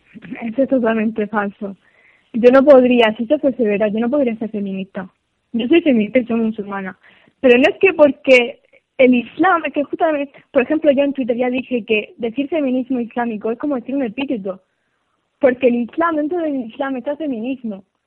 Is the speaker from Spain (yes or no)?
yes; Spain; España, que es donde nací y donde vivo